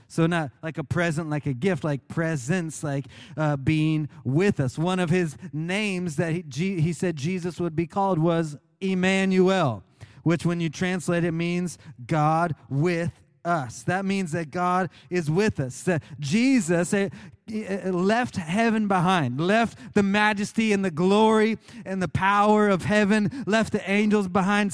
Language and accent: English; Oklahoma, United States; moved away; When I was growing up in Oklahoma